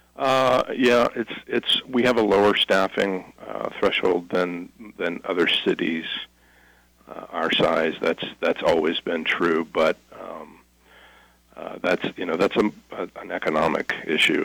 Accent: Albany, Ohio, United States; also born or lived in Nelsonville, Ohio; I'm a, a lifelong Athens County native. I was born in Nelsonville, uh, raised in Albany.

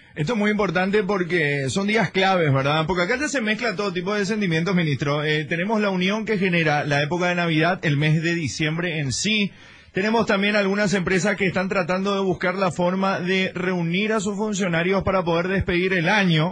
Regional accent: Paraguay; cómo somos los paraguayos

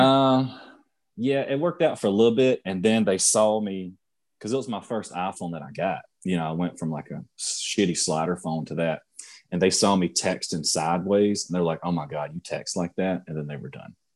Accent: Union, United States; I grew up in Union, not too much money there

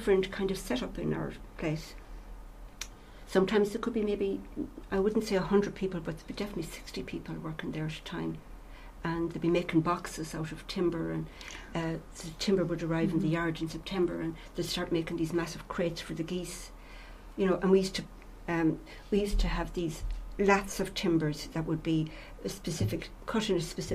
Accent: Roscommon, Connacht, Ireland; I'm from Roscommon, right? So when I went to college, I met Noel, my husband, and we married and we came back to Roscommon

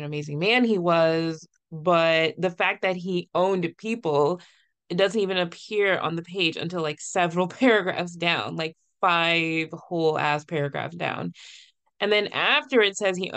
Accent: Virginia, United States; I'm from Virginia, where Thomas Jefferson is also from

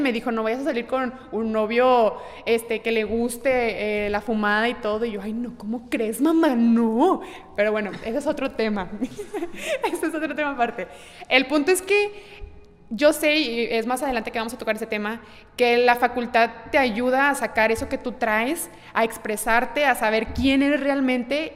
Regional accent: Ciudad Victoria, Tamaulipas, Mexico; moved away; yo vengo de Ciudad Victoria, Tamaulipas, y desde chiquita siempre he estado presente eh, la pintura al óleo

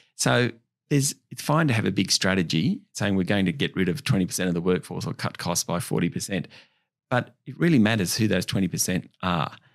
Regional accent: Orange, New South Wales, Australia; I grew up in Orange, country New South Wales, about three and a half hours west of Sydney

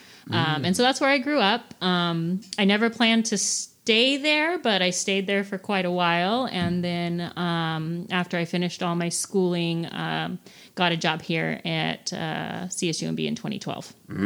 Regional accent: Fresno, California, United States; I grew up in Fresno.

